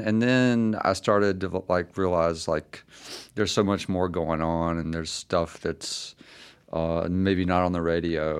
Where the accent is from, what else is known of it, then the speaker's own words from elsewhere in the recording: Laurel, Mississippi, United States; also born or lived in Jackson Hole, Wyoming; my hometown is Laurel, Mississippi